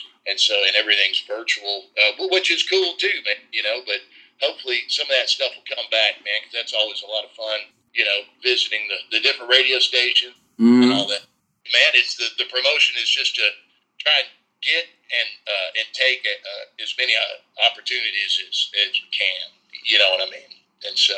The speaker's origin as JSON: {"language": "English", "town": "Nashville", "region": "Tennessee", "country": "United States", "tie": "born or raised there", "said": "I grew up here in Nashville"}